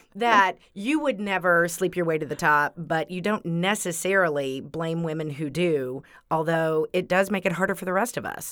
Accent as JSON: {"language": "English", "region": "Texas", "country": "United States", "said": "I'm from Texas"}